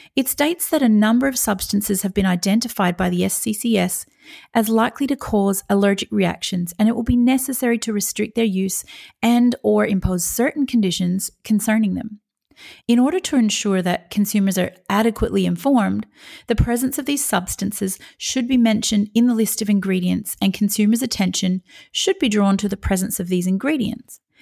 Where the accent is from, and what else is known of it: Australia